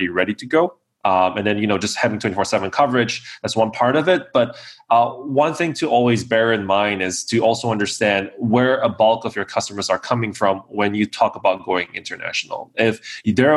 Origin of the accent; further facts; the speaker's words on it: Singapore; moved away as an adult; now in Kyiv, Ukraine; I am tuning in from Kiev in Ukraine right now. I've been based here for about 4 years, but originally from Singapore.